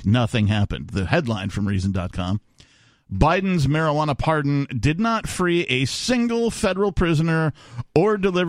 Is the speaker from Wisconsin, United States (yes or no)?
yes; Wisconsin, United States; now in New Hampshire, United States; growing up in Wisconsin